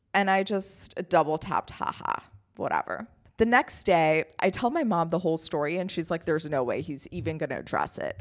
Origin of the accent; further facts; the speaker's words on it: Germany; moved away; I grew up in Germany.